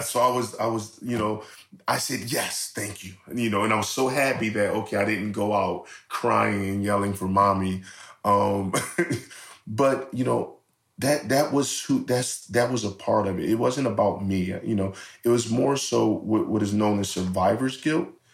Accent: Philadelphia, Pennsylvania, United States; I'm from North Philadelphia.

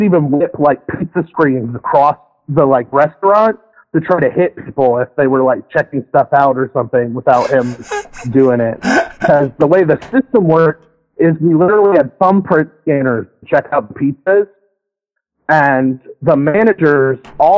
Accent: the South, United States; moved away; also born or lived in Spokane, Washington; I grew up in the South

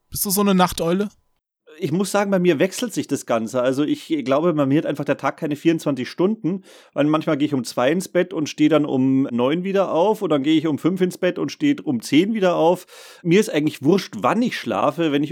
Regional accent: Saxony, Germany; now in Bavaria, Germany; Nee, ich bin ja eigentlich gebürtiger Sachse.

